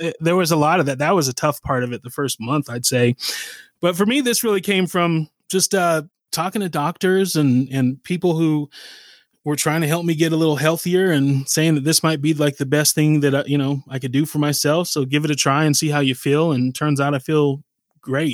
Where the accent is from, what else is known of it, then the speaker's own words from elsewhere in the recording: Salt Lake City, Utah, United States; also born or lived in Massachusetts; Growing up here